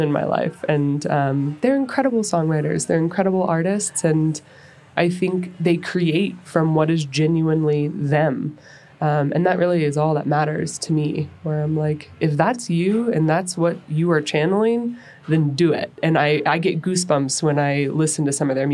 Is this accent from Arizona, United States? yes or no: yes; Phoenix, Arizona, United States; also born or lived in Dallas / Portland / Los Angeles; now in Denver, United States; I grew up in Phoenix